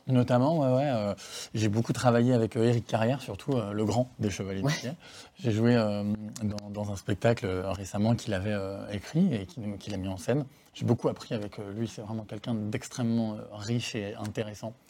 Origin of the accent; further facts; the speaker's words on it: Savoie, Auvergne-Rhône-Alpes, France; moved away as an adult; also born or lived in Paris / Southern Italy; chez moi en Savoie